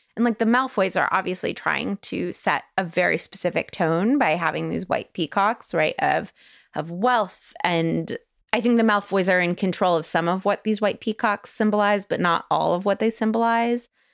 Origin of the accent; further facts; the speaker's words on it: Van Nuys, California, United States; born in Van Nuys, California.